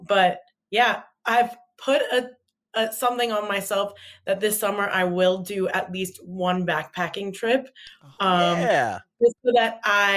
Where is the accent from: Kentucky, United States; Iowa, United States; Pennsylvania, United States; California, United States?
California, United States; Southern; I grew up in Southern California to immigrant parents